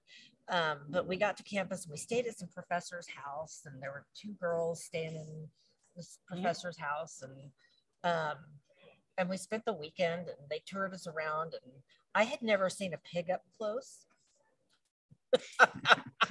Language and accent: English; Virginia, United States; I grew up in Virginia.